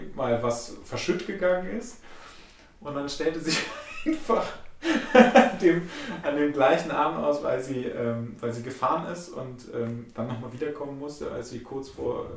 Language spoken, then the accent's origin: German; Germany; ich bin äh, aus Deutschland